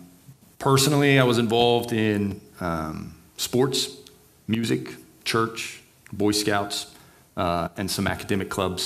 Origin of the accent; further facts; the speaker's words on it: Beaumont, Texas, United States; So I'm born and raised in Southeast Texas. city called Beaumont. That's between Houston and Louisiana, right along the Gulf Coast.